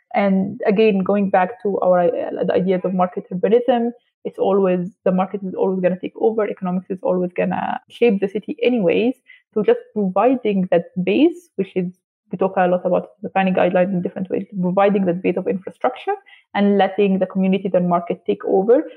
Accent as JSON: {"language": "English", "town": "Alexandria", "region": "Alexandria Governorate", "country": "Egypt", "moved": "as an adult", "lives_now": "Lusaka, Zambia", "said": "I'm personally from Alexandria, Egypt"}